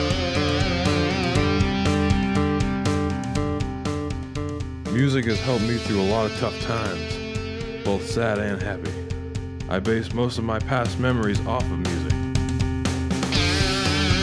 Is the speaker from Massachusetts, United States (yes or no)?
no; Old Orchard Beach, Maine, United States; I come from Old Orchard Beach